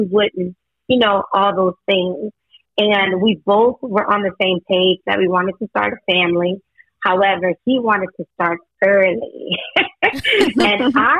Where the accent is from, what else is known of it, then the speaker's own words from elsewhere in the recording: Eunice, Louisiana, United States; I'm from Eunice.